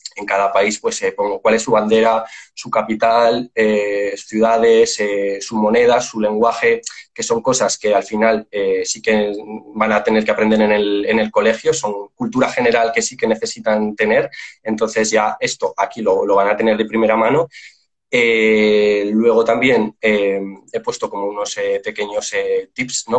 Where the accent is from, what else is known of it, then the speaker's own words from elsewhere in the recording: Spain; yo soy de España